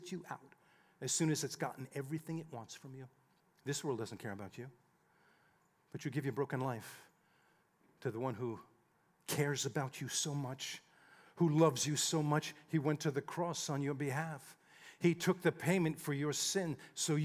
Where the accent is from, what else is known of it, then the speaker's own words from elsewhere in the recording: United States; we grew up just outside of New York City